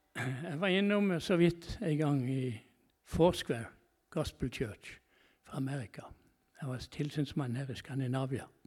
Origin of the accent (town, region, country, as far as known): Norway